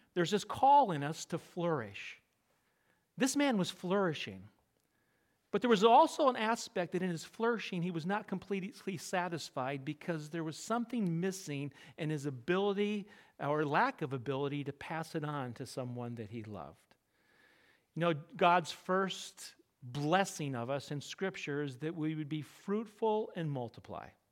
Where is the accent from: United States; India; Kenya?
United States; Connecticut; I'm from Connecticut